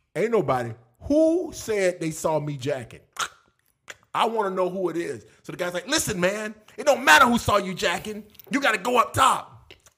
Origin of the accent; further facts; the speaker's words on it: Florida, United States; also born or lived in Texas; I was from Florida